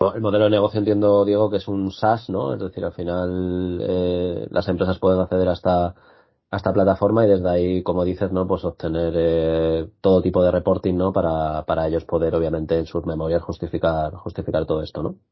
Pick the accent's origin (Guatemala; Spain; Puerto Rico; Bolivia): Spain